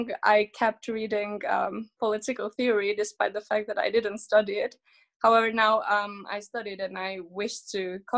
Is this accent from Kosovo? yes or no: yes; Kosovo; because I was born in a country that is not of my origin because originally I'm an Albanian from Kosovo